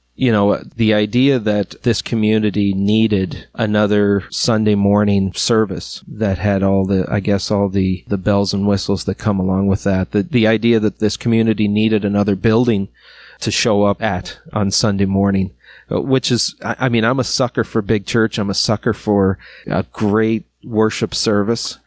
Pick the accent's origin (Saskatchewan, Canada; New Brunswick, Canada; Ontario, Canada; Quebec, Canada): New Brunswick, Canada; Miramichi; I'm from Miramichi, but I'm not from Chatham.